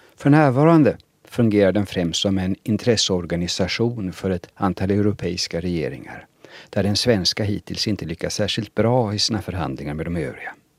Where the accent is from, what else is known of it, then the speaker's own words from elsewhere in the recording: Sweden; Själv betraktar jag mig i första hand som svensk